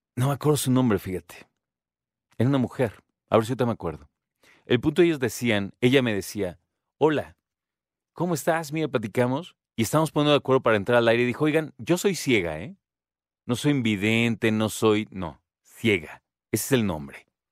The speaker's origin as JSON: {"language": "Spanish", "country": "Mexico", "said": "los que nos contaron como mexicanos"}